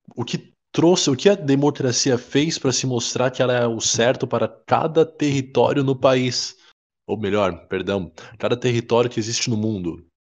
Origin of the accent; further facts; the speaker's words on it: Brazil; a gente é brasileiro